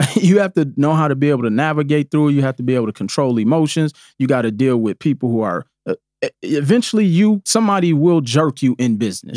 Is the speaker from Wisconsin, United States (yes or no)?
yes; Milwaukee, Wisconsin, United States; growing up in Milwaukee